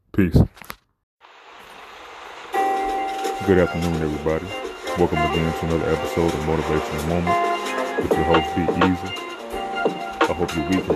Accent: Chicago, Illinois, United States; I am from Chicago, so you know we talk kind of fast

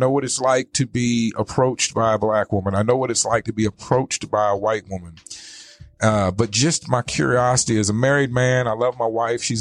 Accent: East Coast, United States; You know, I grew up on the East Coast, we had Filipinos and Puerto Ricans

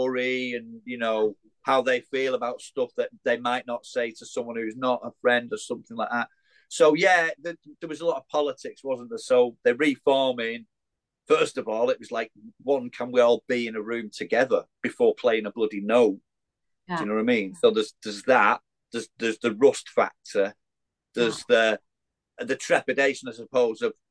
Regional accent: Widnes, North West England, United Kingdom; I had to be in bloody Widnes. It's my hometown

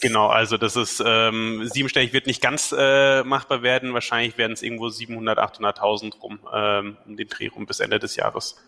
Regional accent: Weßling, Bavaria, Germany; also born or lived in Mannheim / Munich; ich komme ursprünglich aus Wessling

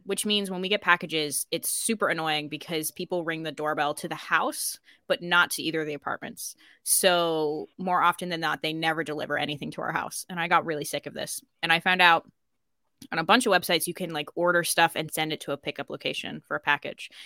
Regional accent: United States; accent: American; moved away as an adult; now in Ireland; I would say I'm American.

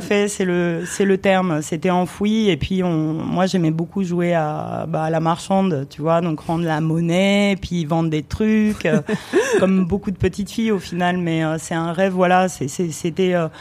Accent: France; born or raised there; also born or lived in Romania

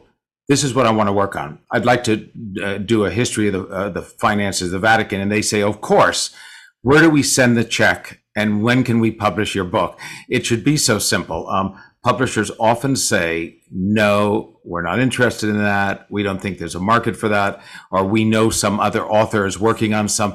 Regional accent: San Francisco, California, United States; a lot of my friends did who I grew up with in San Francisco

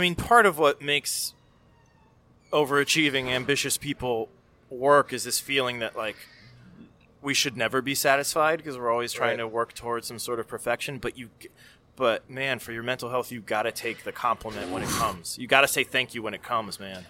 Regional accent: Miami, Florida, United States; also born or lived in California; I'm from Miami

